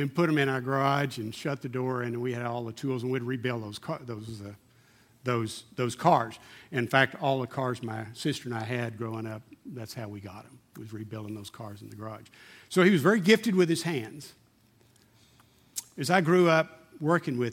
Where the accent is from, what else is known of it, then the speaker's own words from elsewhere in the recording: Odessa, Texas, United States; I grew up in Slodessa, and I didn't realize at the time it was a very bigoted city, typical small town in Texas, back in the 60s